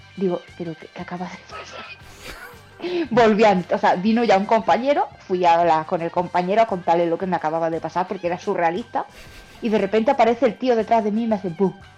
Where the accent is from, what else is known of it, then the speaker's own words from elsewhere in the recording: Baños de la Encina, Andalusia, Spain; la tienda física está en mi pueblo, que es Baños de la Encina, en Jaén